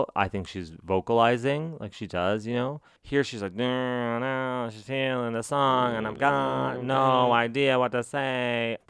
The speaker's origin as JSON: {"language": "English", "region": "New Mexico", "country": "United States", "said": "I was from New Mexico"}